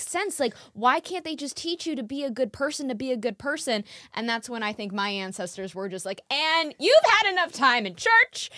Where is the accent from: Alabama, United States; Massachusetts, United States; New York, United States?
New York, United States; I grew up in New York my whole life